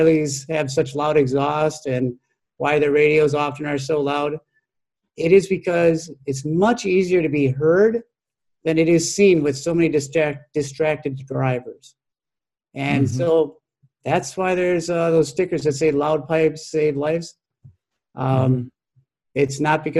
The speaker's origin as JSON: {"language": "English", "town": "Minneapolis", "region": "Minnesota", "country": "United States", "tie": "born or raised there", "said": "I'm an urban kid. I grew up in South Minneapolis"}